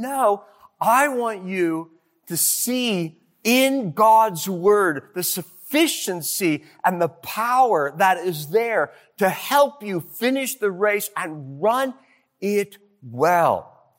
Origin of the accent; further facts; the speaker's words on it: Detroit, Michigan, United States; I was from Detroit